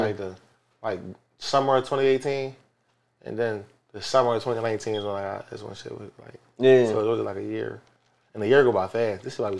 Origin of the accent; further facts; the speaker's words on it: Philadelphia, Pennsylvania, United States; I'm from Wadsworth, though.